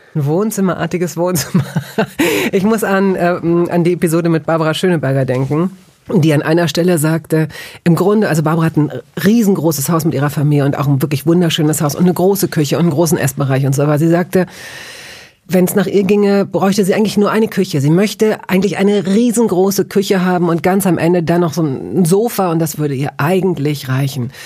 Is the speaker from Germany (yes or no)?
yes; Hanover, Lower Saxony, Germany; in Hannover, wo ich aufgewachsen bin